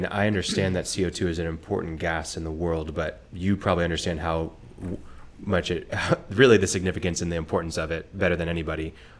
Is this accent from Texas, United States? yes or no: no; Oklahoma, United States; I grew up here in Oklahoma.